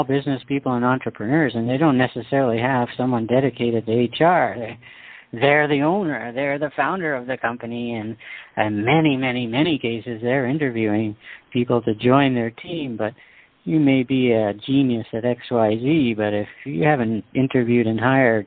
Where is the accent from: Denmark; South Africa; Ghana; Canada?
Canada; I'm a Canadian